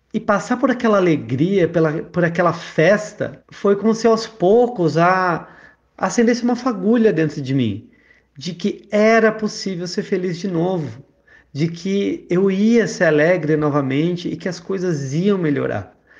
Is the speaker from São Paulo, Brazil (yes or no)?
yes; Botucatu, São Paulo, Brazil; moved away as an adult; also born or lived in Brussels / Salvador; eu sou de Botucatu, no interior de São Paulo